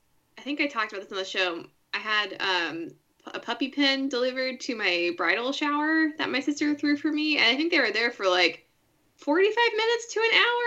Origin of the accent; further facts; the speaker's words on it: Orange County, California, United States; moved away; I grew up in Orange County, which is the county that directly neighbors Los Angeles County to the south.